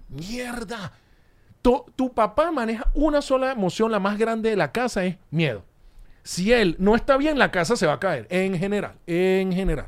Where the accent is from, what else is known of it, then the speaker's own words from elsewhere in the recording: Caracas, Capital District, Venezuela; now in United States; Caracas, nací en Caracas